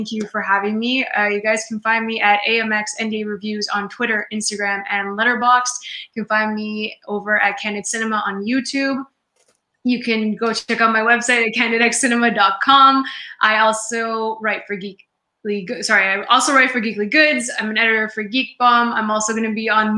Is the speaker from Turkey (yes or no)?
no; Canada; I'm Canadian